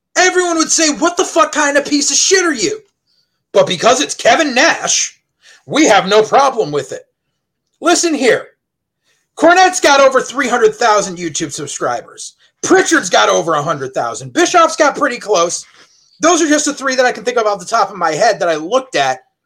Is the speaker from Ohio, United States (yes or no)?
no; Southington, Connecticut, United States; I grew up in Southington High